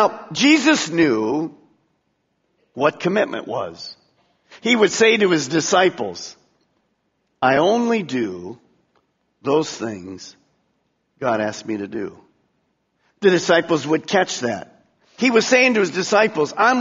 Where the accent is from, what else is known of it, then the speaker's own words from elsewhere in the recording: United States; I'm an American. I've been born in America